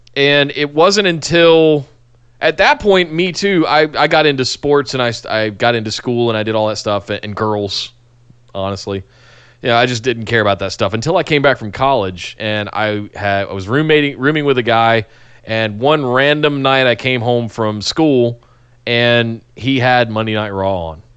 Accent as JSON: {"language": "English", "town": "Charlotte", "region": "North Carolina", "country": "United States", "tie": "born or raised there", "said": "growing up in Charlotte"}